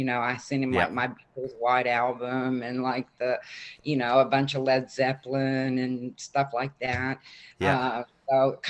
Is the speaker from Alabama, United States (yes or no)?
no; Houston, Texas, United States; moved away as an adult; also born or lived in Fort Worth, Texas; I was born in Fort Worth, Texas. Okay. Moved to Houston when I was 5. And I grew up in Bel Air, which is like a suburb of Houston. Lived there till I left home at 18